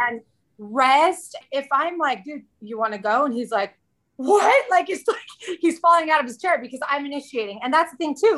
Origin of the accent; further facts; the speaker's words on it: Southern California, United States; moved away as an adult; also born or lived in central Arizona; now in Arizona, United States; we moved from Southern California, uh, the place where I was born and raised, and knew every nook and cranny of my city, to central Arizona